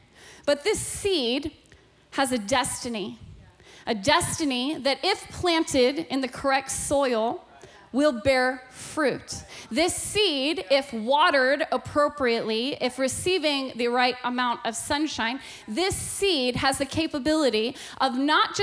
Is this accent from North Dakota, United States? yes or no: no; Alaska, United States; I was born and raised in Alaska, and growing up in Alaska